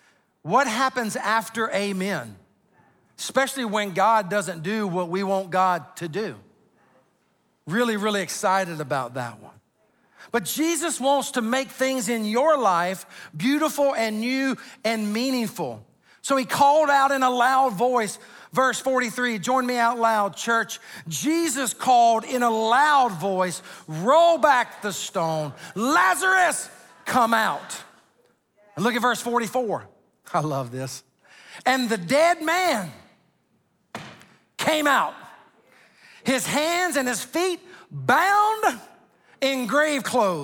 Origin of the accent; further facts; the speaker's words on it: Sumter, South Carolina, United States; I mean, I'm from Sumter, South Carolina. We don't fly.